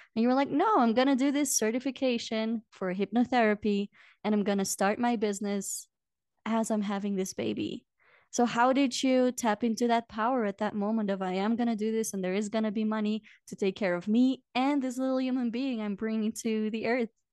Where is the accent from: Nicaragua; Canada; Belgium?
Belgium; moved away as an adult; now in Peru; go back to Belgium once a year